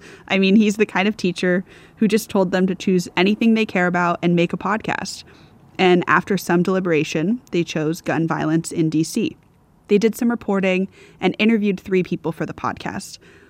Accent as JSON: {"language": "English", "region": "Virginia", "country": "United States", "said": "I'm from Virginia"}